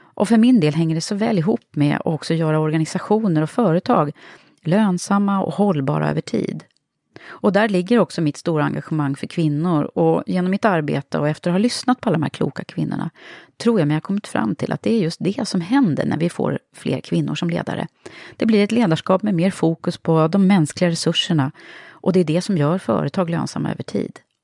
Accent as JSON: {"language": "Swedish", "town": "Södertälje", "region": "Stockholm County", "country": "Sweden", "said": "jag kom från Södertälje"}